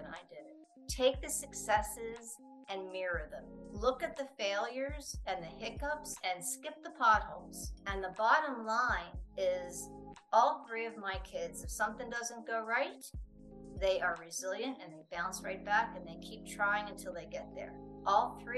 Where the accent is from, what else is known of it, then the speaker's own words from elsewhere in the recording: United States; moved away; I'm from the United States